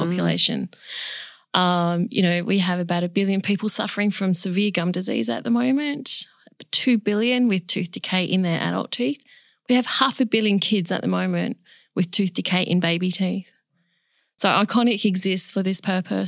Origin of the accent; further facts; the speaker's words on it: Perth, Western Australia, Australia; also born or lived in Chile; I was born in Chile, South America, and we migrated to Australia, um, when I was two and a half years of age